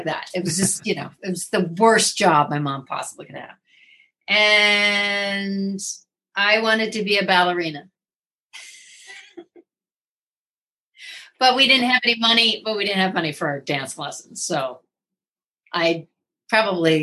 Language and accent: English; Fort Wayne, Indiana, United States; also born or lived in Minneapolis, Minnesota; I was born in Minneapolis, but I grew up in Fort Wayne, Indiana